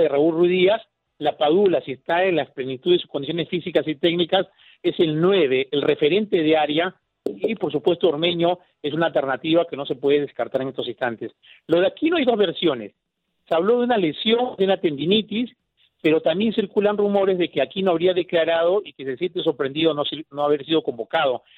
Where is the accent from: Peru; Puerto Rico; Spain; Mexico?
Peru; soy de Perú.